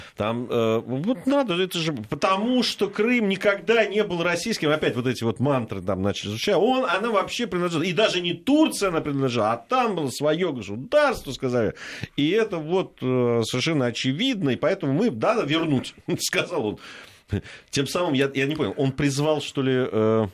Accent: Georgia; moved away; я как грузин

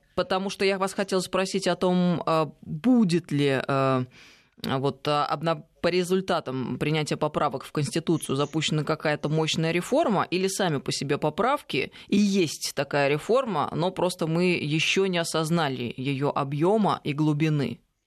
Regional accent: Tver, Tver Oblast, Russia; moved away; я ведь из Твери, можно сказать, родина

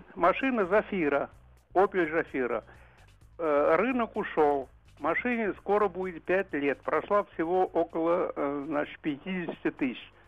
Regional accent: Moscow, Russia; сам я пожилой и москвич.

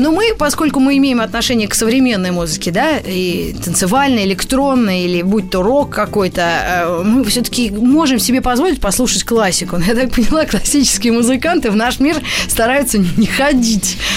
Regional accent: Moscow, Russia; я была в Москве, там и родилась

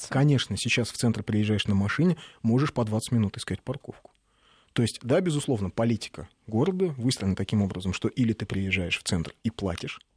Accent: Moscow, Russia; Сам коренной москвич.

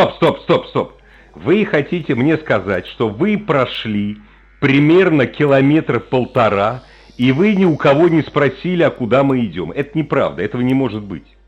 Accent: Moscow, Russia; я ж ну, москвич

